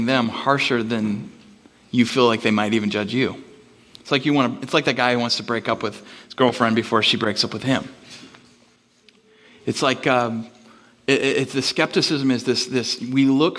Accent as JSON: {"language": "English", "town": "Bellingham", "region": "Washington", "country": "United States", "tie": "born or raised there", "moved": "yes", "said": "I'm from Bellingham"}